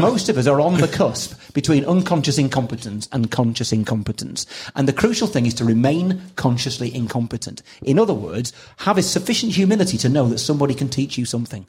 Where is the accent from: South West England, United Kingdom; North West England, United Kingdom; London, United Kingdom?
North West England, United Kingdom; Preston; I was brought up in Preston